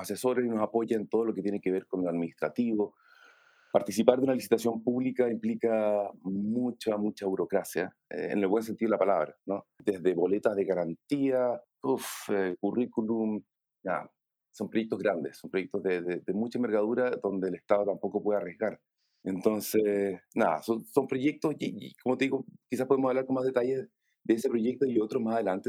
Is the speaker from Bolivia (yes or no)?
no; Chile; soy diseñador chileno